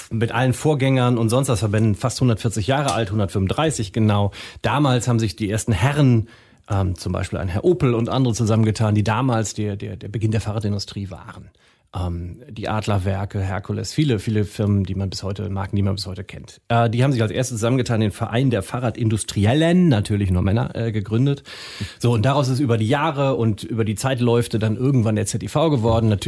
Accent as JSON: {"language": "German", "town": "Münster", "region": "North Rhine-Westphalia", "country": "Germany", "also_born_or_lived": "Frankfurt am Main", "moved": "yes", "said": "also ich bin Münsteraner."}